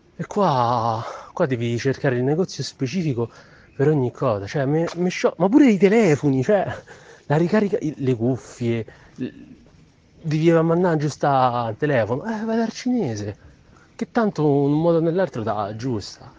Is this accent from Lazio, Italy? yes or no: yes; Rome, Lazio, Italy; born or raised there; moved away as an adult; now in Milan, Italy